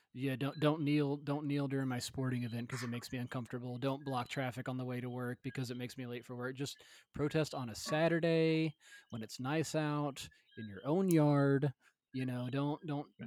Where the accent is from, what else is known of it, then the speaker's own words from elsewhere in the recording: Middle Tennessee, United States; moved away; I grew up in like Middle Tennessee in the Bible Belt